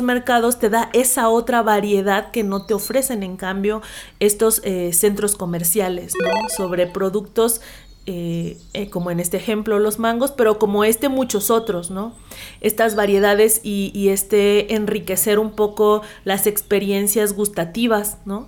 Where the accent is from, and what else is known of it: Huasteca, Mexico; born or raised there; moved away; also born or lived in capital of their state